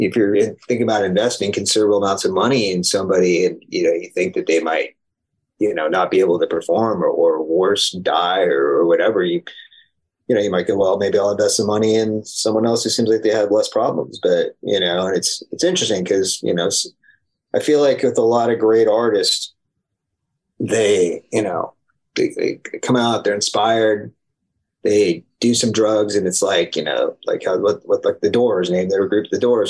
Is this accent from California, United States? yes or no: yes; San Diego, California, United States; I grew up in San Diego